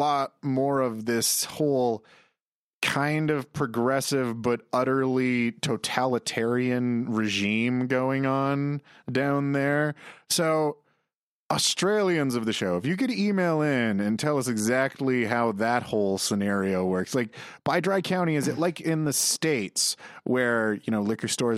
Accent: Saskatchewan, Canada; now in Alberta, Canada; I'm from Saskatchewan, where we literally have elbow, eyebrow, forget, and moose jaw.

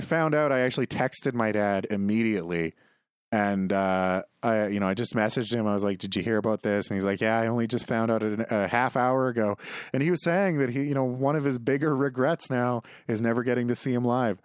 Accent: near the Corner Gas set, Saskatchewan, Canada; the set is literally half an hour from my hometown

